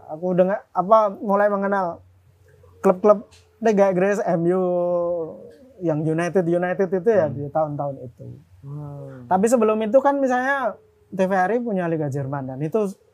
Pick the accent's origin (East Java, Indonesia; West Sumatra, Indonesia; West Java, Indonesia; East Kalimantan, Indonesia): East Java, Indonesia; Lamongan; moved away as an adult; also born or lived in Yogyakarta; Babat tempatku SMA ya. dan Berondong tuh kecamatanku